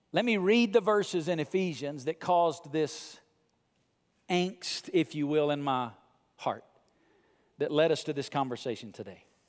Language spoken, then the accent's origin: English; Muscle Shoals, Alabama, United States; moved away; I come from rural Southern Muscle Shoals, Alabama